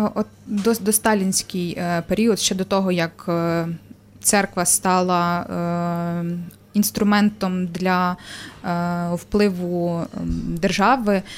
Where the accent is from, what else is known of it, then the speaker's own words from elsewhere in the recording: Ternopil Oblast, Ukraine; Тернопільщина, це моє, моя мала батьківщина